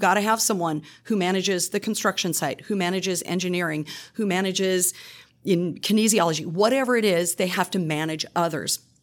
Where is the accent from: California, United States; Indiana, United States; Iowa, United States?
Iowa, United States; moved away as an adult; now in Louisiana, United States; I'm originally from the Midwest. I grew up in Iowa